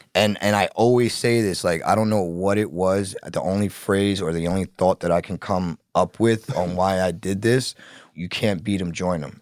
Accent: New York City, New York, United States; also born or lived in Bronx; I grew up in Brooklyn, was born in Brooklyn

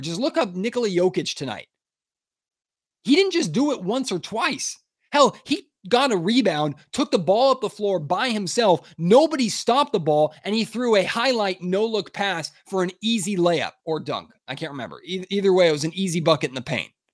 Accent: Sacramento, California, United States; born and raised in the Sacramento area

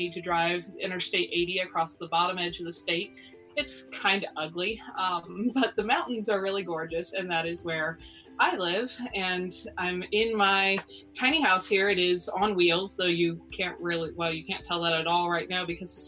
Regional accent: Lancaster County, Pennsylvania, United States; I grew up in Lancaster County, which is, of course, generally known as Amish country

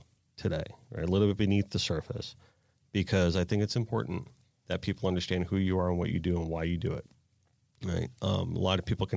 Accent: East Coast of Florida, United States; also born or lived in Sarasota, Florida; I grew up here on the East Coast

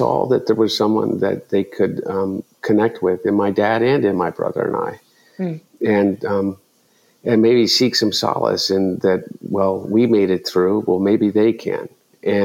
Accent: Delaware, United States; growing up in Delaware.

